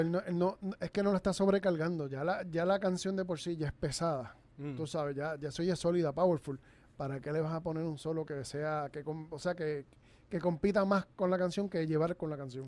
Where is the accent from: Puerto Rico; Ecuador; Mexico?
Puerto Rico; accent: Puerto Rican; nuestro acento